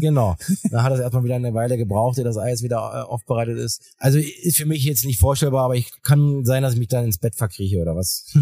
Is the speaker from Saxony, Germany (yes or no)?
yes; Weißwasser, Saxony, Germany; bei uns in der Lausitz äh, wächst ja jeder mit einem Schlittschuh irgendwie auf